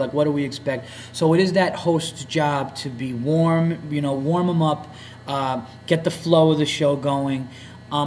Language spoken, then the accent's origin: English; the North, United States; I'm a Yankee from the North